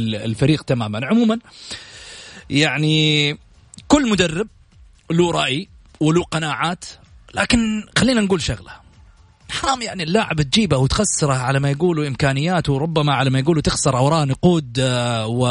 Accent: Saudi Arabia

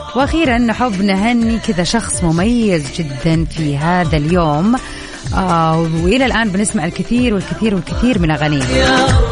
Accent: Jeddah, Makkah Province, Saudi Arabia; عندنا في جده

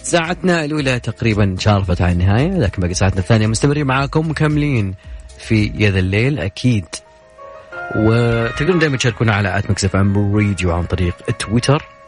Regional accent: Saudi Arabia; احنا عندنا في السعوديه هنا

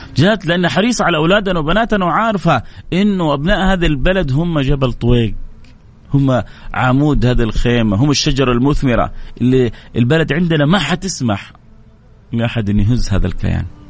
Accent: Saudi Arabia; عندنا في السعودية

